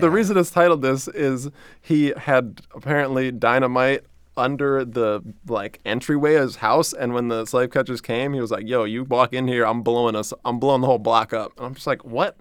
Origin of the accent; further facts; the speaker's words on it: New Orleans, Louisiana, United States; I'm from New Orleans